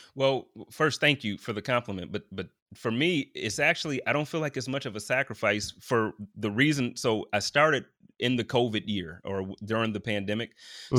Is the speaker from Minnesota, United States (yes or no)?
no; Buffalo, New York, United States; moved away as an adult; now in Indianapolis, United States; growing up in Buffalo